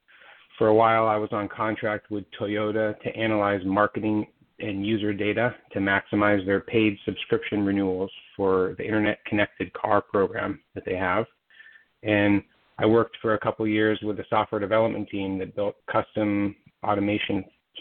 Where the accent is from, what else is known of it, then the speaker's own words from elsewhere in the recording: Silicon Valley, California, United States; I was raised in Silicon Valley.